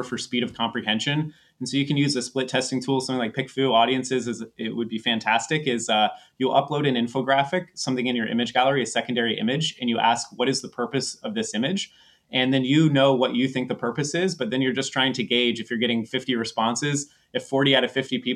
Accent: East Coast, United States; moved away; I grew up in the East Coast, and I haven't lived in the U.S. for a long time

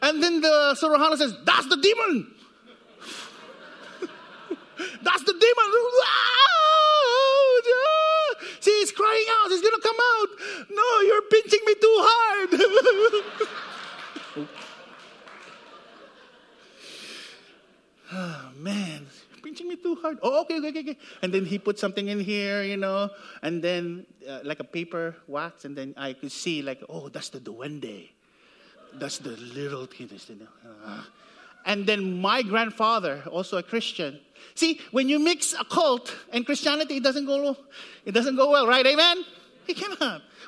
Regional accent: Siniloan, Calabarzon, Philippines; moved away; I grew up in the Philippines. It's about in Sinaloan, Laguna, Philippines.

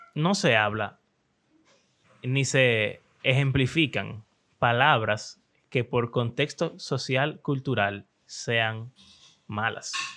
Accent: Dominican Republic; Eso es como, como un dominicano cualquiera

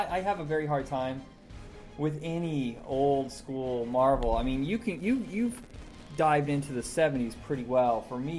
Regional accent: Indiana, United States; I grew up in Indiana

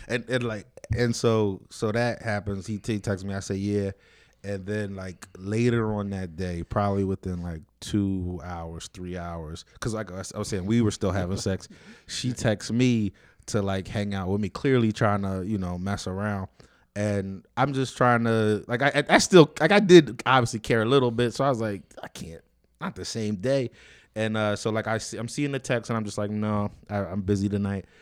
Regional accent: United States; I grew up in Renton, which is another like fucked up area, but not it's not North Philly either

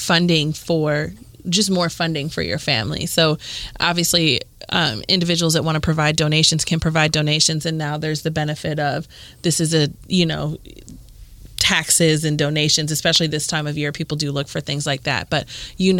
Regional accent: Cleveland, Ohio, United States; moved away; I'm from Cleveland

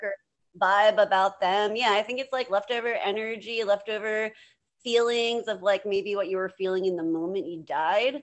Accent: Lancaster, Pennsylvania, United States; Lancaster, Pennsylvania, where I was born and raised on Lancaster of Southern Lancaster

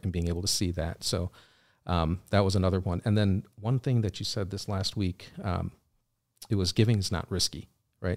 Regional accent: Wheaton, Illinois, United States; also born or lived in Chicago, Illinois; I grew up in Wheaton

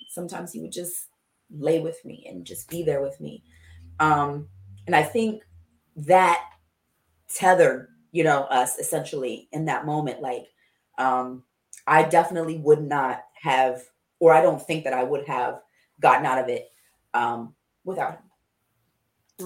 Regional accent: Coatesville, Pennsylvania, United States; I grew up in Coatesville, Pennsylvania, very small city

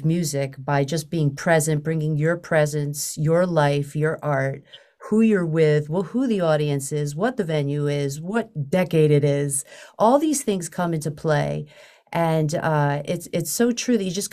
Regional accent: New York, United States; now in Boston, United States; I grew up in New York and came up in the 90s and stayed. You know, I've been here ever since.

